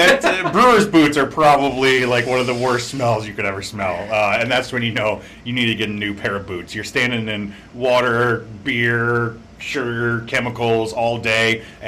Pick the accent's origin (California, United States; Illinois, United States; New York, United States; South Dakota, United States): Illinois, United States; Central; moved away as an adult; also born or lived in Geneva, Illinois / Chicago; I'm originally from Central Illinois, so I'm not from this area originally